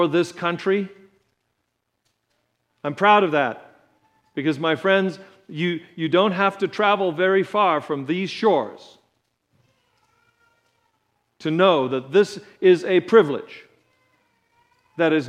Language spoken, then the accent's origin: English; United States; as an American